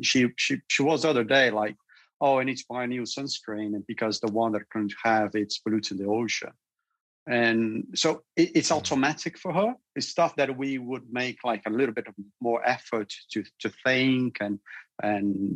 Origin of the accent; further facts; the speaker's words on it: Brazil; moved away as an adult; now in United Kingdom; I come from Brazil as well. And I come from a city